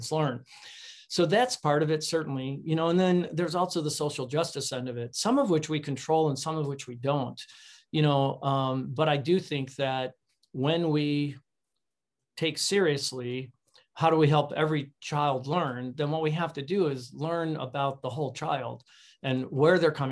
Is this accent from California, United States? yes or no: no; Chicago, Illinois, United States; I grew up in Chicago